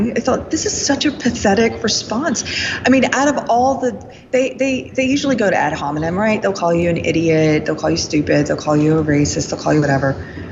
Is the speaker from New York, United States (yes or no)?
no; Texas, United States; I'm from Texas